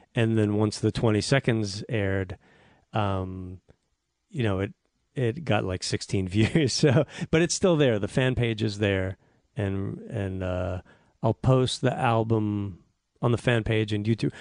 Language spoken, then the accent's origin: English; Newton, Massachusetts, United States; outside of Boston, S, uh, Newton, Massachusetts.